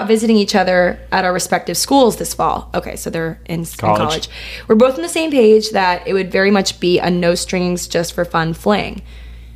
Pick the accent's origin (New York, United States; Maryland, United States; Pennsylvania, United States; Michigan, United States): Maryland, United States; us in Maryland